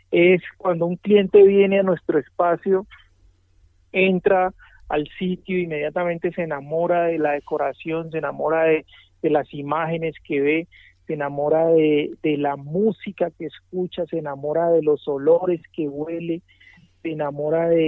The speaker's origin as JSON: {"language": "Spanish", "town": "Cali", "region": "Valle del Cauca", "country": "Colombia", "said": "yo vengo de Cali, eh, mi familia toda es del Pacífico, de Buenaventura."}